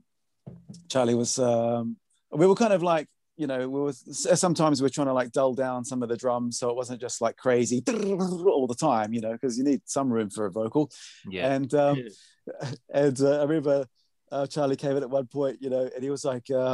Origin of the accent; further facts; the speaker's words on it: New Zealand; moved away; I'm from New Zealand originally